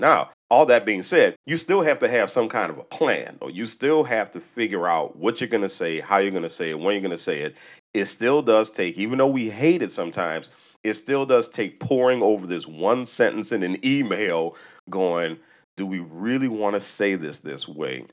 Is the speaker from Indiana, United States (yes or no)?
no; New Orleans, Louisiana, United States; I grew up in New Orleans, a predominantly black city, about sixty percent black.